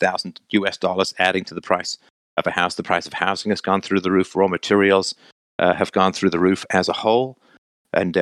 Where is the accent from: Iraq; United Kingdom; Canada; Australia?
United Kingdom; England; When I was a kid growing up in England